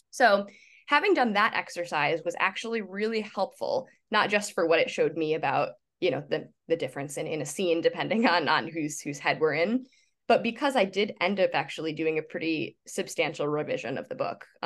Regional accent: Midwest, United States; I I grew up in the Midwest.

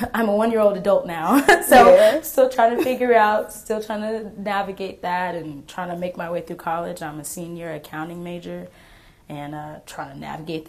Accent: Texas, United States; born there; also born or lived in Kansas / Oklahoma / South Carolina; So I like to tell people I was born and raised everywhere. I was born in Texas. I then moved to Kansas, then I moved to Oklahoma, then I moved to South Carolina, and now I'm back in Texas and Oklahoma

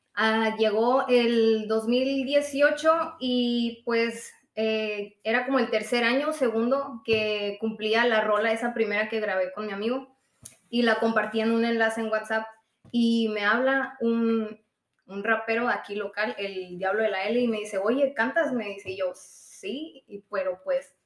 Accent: Trincheras, Sonora, Mexico; also born or lived in Hermosillo; yo nací aquí en Hermosillo y me fui a vivir allá a Trincheras, ahí viví pues mi niñez. A los 10 años eh, me vine a vivir a Hermosillo

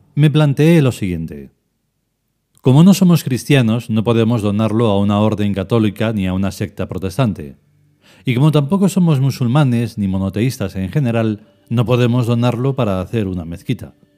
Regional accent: Spain; En esta reencarnación soy español

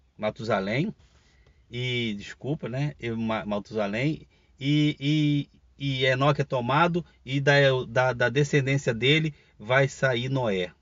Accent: Rio de Janeiro, Brazil; eu sou carioca, estou falando do Rio de Janeiro

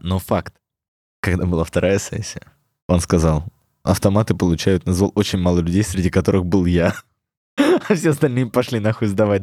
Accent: Melitopol, Zaporizhzhia Oblast, Ukraine; я из Мелитополя

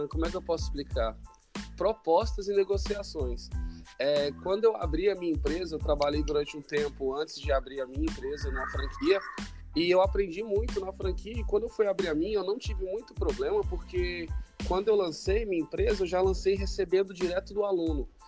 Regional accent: Brasília, Federal District, Brazil; Não, não. Sou de Brasília, Distrito Federal.

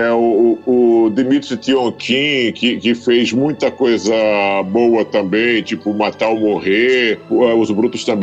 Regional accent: interior of Paraíba, Brazil; moved away as an adult; now in Rio de Janeiro, Brazil; Eu nasci na Paraíba, né? No interior

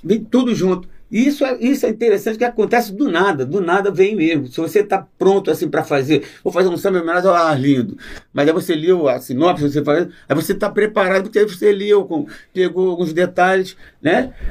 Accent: Rio de Janeiro, Brazil; Alto da Boa Vista é minha terra, né? É minha terrinha lá do Alto da Boa Vista, na época a gente andava descalço

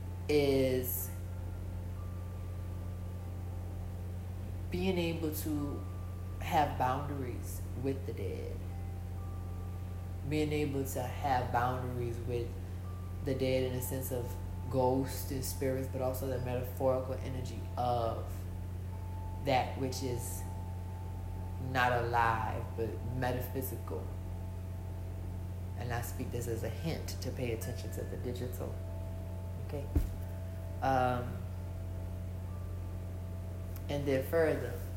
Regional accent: New Orleans, Louisiana, United States; I'm from New Orleans, I'm from Bobancha, so it's not like a New York

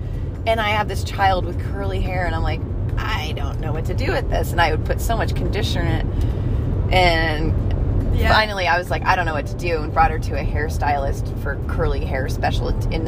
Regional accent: Cos Cob, Connecticut, United States; now in Atascadero, United States; Grew up in Cosco Cob, Connecticut.

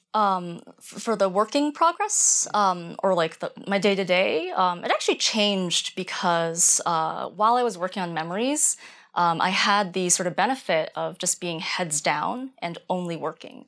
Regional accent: rural Maine, United States; I grew up in rural Maine

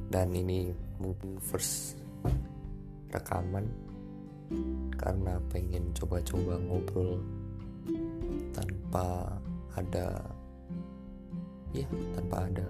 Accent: Surakarta, Central Java, Indonesia; ya walaupun ini udah PPKM level 3 ya aku orang Solo.

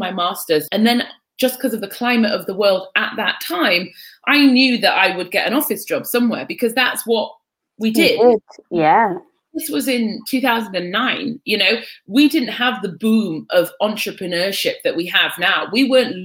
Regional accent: North East England, United Kingdom; also born or lived in Egypt; I had this huge yearning to be on the continent and to be find a heritage that I hadn't been able to access with an Irish mother and a Pakistani stepfather in the northeast of England

